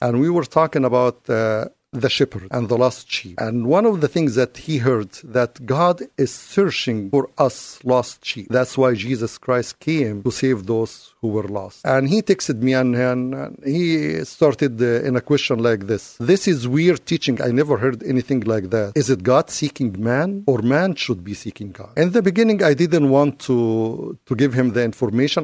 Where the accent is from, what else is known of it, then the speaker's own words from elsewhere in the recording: Egypt; now in United States; I'm originally from Egypt